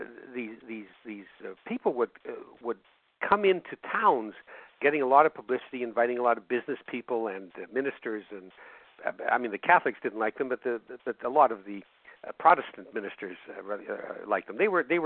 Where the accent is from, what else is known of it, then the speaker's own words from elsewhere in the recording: Winnipeg, Manitoba, Canada; I'm from Winnipeg. Yeah, Winnipeg, Manitoba